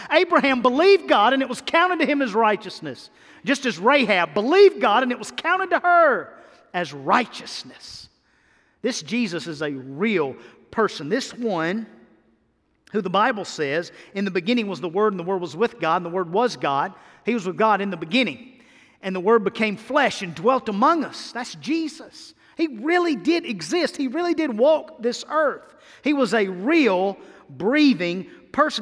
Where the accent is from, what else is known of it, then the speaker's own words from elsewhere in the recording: Mississippi, United States; now in Tennessee, United States; I'm from Mississippi